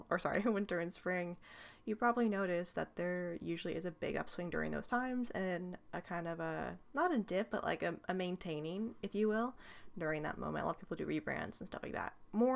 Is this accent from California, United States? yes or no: yes; California, United States; I was born and raised here in Northern California. It is rather different than Southern California, in case you don't know.